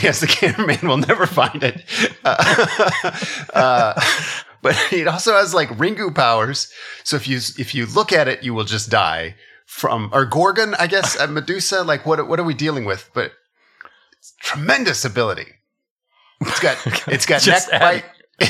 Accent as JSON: {"language": "English", "region": "Pacific Northwest", "country": "United States", "said": "I've never heard anyone call a cattle rancher a beef farmer, but I was from the Pacific Northwest. So it could be a regional thing."}